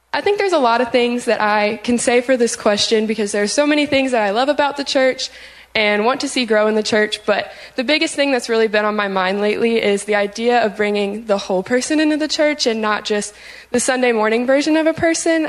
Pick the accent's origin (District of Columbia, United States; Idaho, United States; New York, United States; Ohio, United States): Ohio, United States; Cincinnati; I'm originally from Cincinnati, Ohio